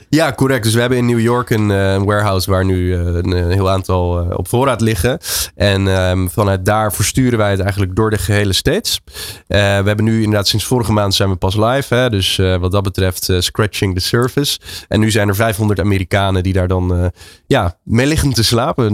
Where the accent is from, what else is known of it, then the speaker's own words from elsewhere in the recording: Netherlands; ik als Nederlander